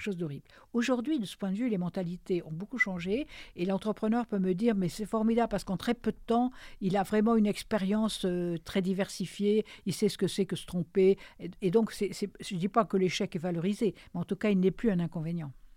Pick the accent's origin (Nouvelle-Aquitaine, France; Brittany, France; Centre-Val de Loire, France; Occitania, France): Nouvelle-Aquitaine, France; Périgord; moved away; mon pays natal, qui est le Périgord